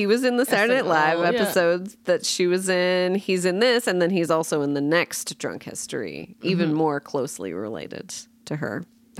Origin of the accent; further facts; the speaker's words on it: Brampton, Ontario, Canada; moved away; From my hometown, Brampton, Ontario.